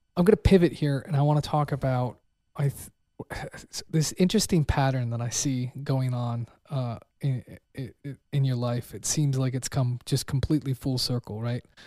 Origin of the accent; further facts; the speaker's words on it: Pennsylvania, United States; now in Texas, United States; I'm from Pennsylvania